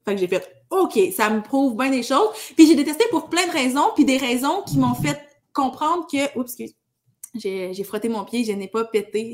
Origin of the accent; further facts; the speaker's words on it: Val-d'Or, Quebec, Canada; now in Rouyn-Noranda, Canada; j'ai grandi à Val d'Or